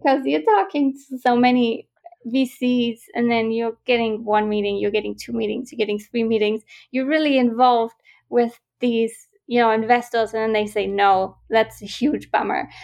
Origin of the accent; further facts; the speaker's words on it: Germany; moved away as an adult; also born or lived in Vienna, Austria / Glasgow, Scotland; I'm originally from Germany